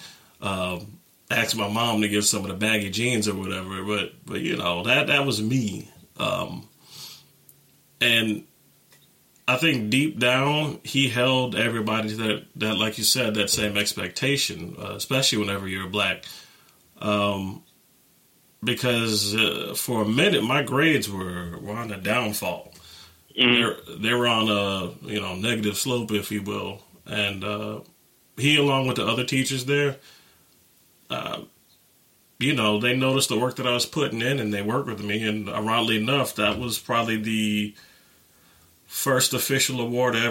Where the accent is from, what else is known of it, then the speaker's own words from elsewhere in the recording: Euless, Texas, United States; also born or lived in Keller, Texas; I was born and raised in Texas, around Dallas-Fort Worth, Euless, Texas, to be exact